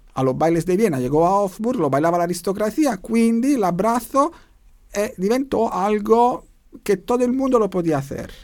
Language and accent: Spanish; Naples, Campania, Italy; Spanish is a second language; moved away as an adult; now in Vienna, Austria; volví en Italia, soy de Italia, volví en Italia a la mi ciudad para ver mi familia